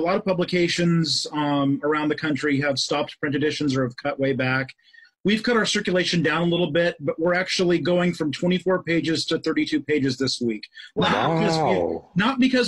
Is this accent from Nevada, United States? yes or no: yes; Reno, Nevada, United States; moved away; I'm proud to say I'm from Reno, not Las Vegas, but I did live in Reno.